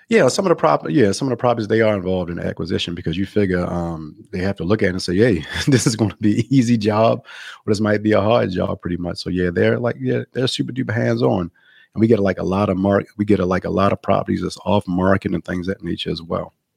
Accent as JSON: {"language": "English", "town": "Baltimore", "region": "Maryland", "country": "United States", "moved": "as an adult", "lives_now": "Los Angeles, United States", "said": "I'm actually from Baltimore, Maryland, so I moved to California, um, like eleven years ago, I moved to L"}